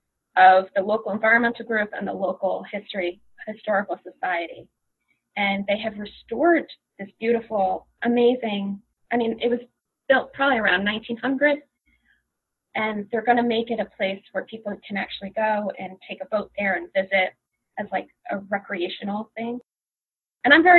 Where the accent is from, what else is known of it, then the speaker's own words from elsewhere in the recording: Long Branch, New Jersey, United States; I grew up in Long Branch, New Jersey, and there is a little lake there.